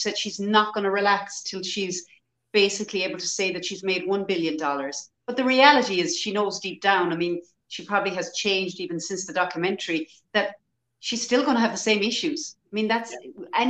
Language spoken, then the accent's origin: English; Ireland; in Ireland, our historically as Irish people, we were always very poor